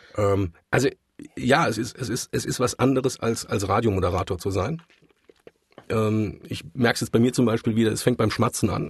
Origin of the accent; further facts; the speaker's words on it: Mannheim, Baden-Württemberg, Germany; ich bin tatsächlich gebürtiger Mannheimer